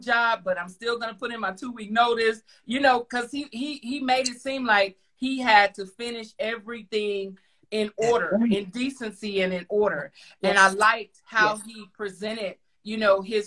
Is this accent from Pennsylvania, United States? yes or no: no; Fort Worth, Texas, United States; Fort Worth, Texas, as y'all know, that's where I'm from